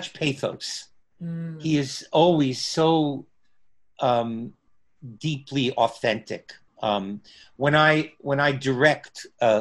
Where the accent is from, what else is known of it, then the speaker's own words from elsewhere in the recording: New Jersey, United States; I'm a Jew from New Jersey